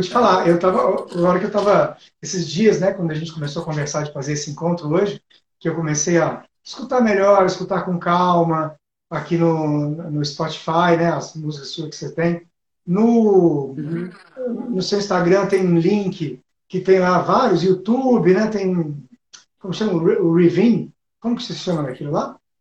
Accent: Ribeirão Preto, São Paulo, Brazil; lá na minha cidade, né? Que eu nasci em Ribeirão Preto, no interior de São Paulo

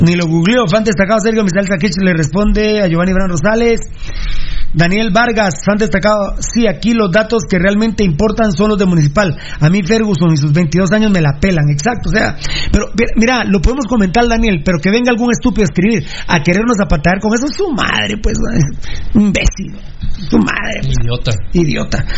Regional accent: Sololá, Guatemala; prácticamente soy nacido en Sololá

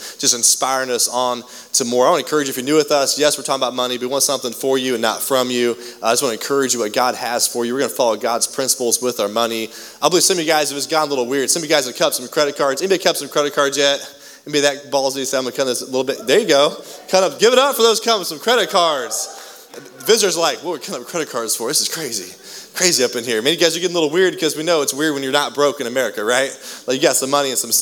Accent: United States; most of us, as American families

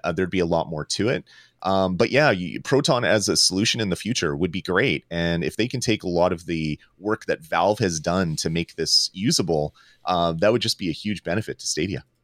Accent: Canada; I'm Canadian

